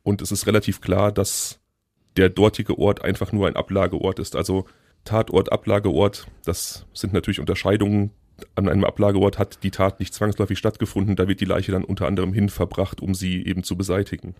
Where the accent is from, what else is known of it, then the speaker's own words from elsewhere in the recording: Hickengrund, North Rhine-Westphalia, Germany; moved away; ich bin im Hickengrund aufgewachsen